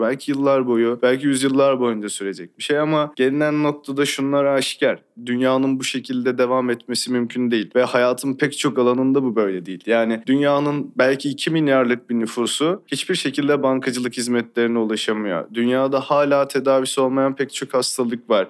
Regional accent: İzmir, Turkey; Ben İzmir'de doğdum, büyüdüm

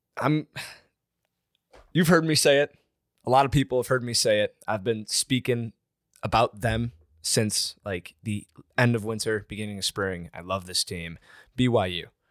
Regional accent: Michigan, United States; moved away as an adult; now in Cincinnati, United States; I am from Michigan

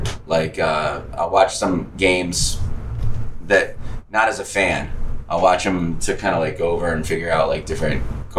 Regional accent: Detroit, Michigan, United States; If there was a Detroit MLS team, I'd have a vested interest.

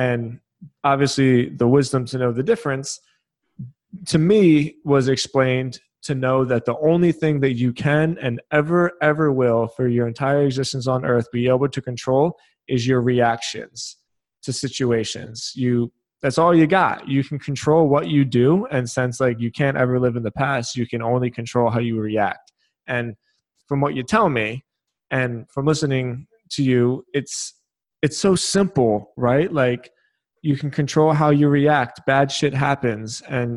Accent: Philadelphia, Pennsylvania, United States; When I was younger, I was raised in Philadelphia

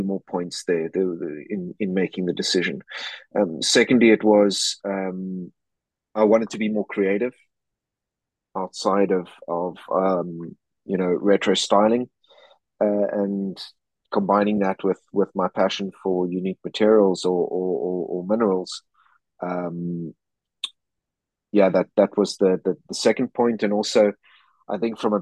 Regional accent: Cape Town, Western Cape, South Africa; moved away as an adult; now in Switzerland; I grew up in Cape Town, South Africa.

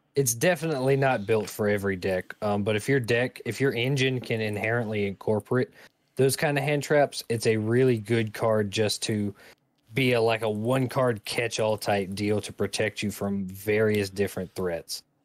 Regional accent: United States; being an American

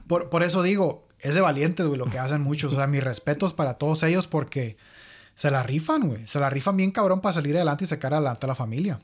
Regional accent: Mexico; now in United States; nosotros somos de México

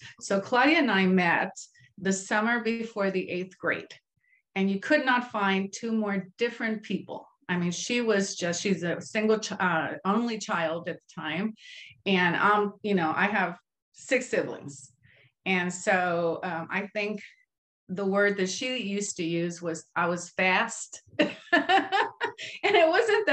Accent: Compton, California, United States; also born or lived in Mexico / East Los Angeles; we grew up in Compton

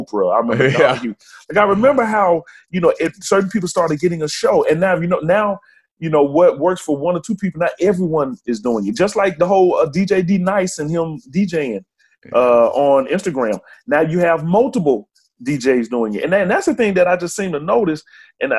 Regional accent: Birmingham, Alabama, United States; growing up in Birmingham. I'm from, you know, biggest city in Alabama

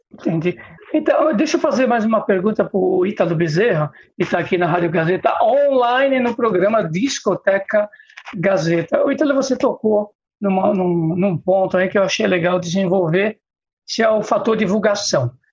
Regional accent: São Paulo, Brazil; nasci no Ipiranga

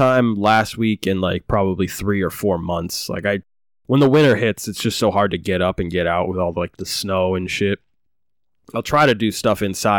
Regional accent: Maine, United States; Growing up in Maine. Origin Maine.

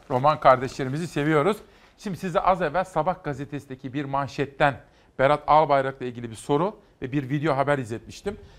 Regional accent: Simav, Kütahya, Turkey; moved away; benim doğup büyüdüğüm Kütahya Simav'da

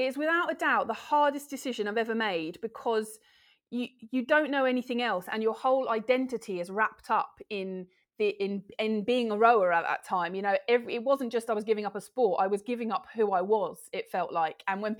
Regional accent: London, United Kingdom; now in Gloucestershire, United Kingdom; Oh, I'm in lovely Gloucestershire, which is my adopted home. I'm from the outskirts of London originally

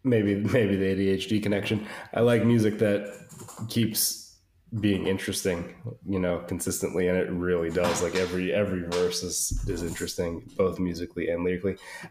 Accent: United States; I'm Italian American

